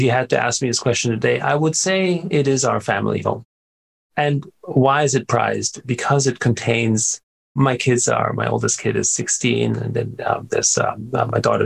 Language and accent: English; Austria; I grew up in Austria